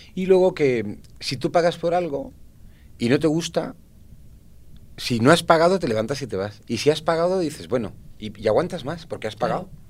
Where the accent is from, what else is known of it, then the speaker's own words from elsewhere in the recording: Valencian Community, Spain; yo soy valenciano, yo soy valenciano